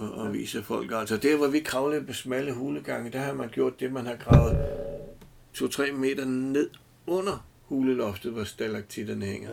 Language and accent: Danish; Denmark